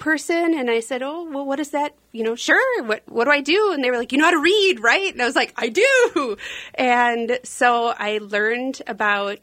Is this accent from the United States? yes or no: yes; Centerville, Minnesota, United States; I'm from Centerville, which is a little town just north of the metro, kind of Hugo, Lino Lakes area